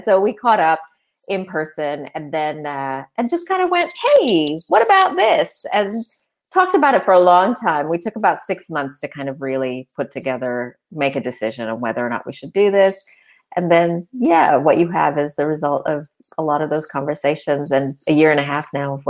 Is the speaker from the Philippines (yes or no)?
yes; Philippines; also born or lived in Sri Lanka / Arkansas; now in Australia; I'm an Australian citizen, but I was born in Sri Lanka. I grew up as a missionary kid in the Philippines, and our support base, our family support base, was in Northwest Arkansas. So I sort of grew up between the Philippines and Northwest Arkansas